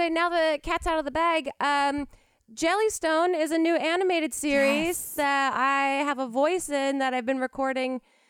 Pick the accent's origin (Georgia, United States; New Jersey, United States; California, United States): New Jersey, United States; I'm also from New Jersey